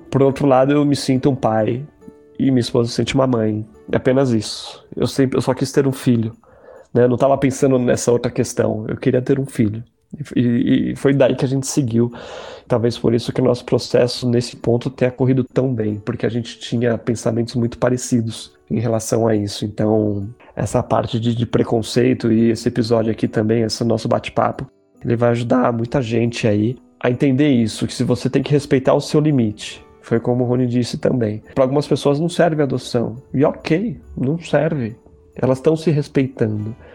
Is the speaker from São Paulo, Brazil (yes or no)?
yes; São Paulo, Brazil; sou de São Paulo, capital